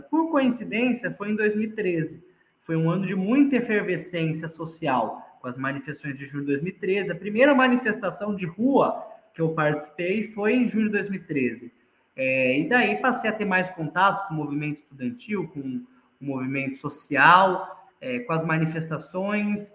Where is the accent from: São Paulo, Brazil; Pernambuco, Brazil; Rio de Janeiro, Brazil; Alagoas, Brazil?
São Paulo, Brazil; moved away as an adult; now in Franca, Brazil; eu nasci em São Paulo. É, eu comecei a minha militância política na cidade de São Paulo, me mudei para cá para fazer faculdade em Franca